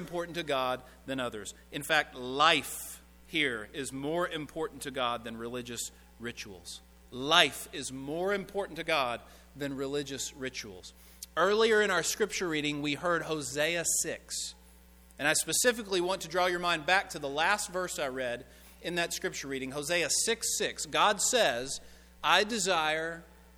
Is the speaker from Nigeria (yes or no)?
no; Owensboro, Kentucky, United States; my hometown of Owensboro, Kentucky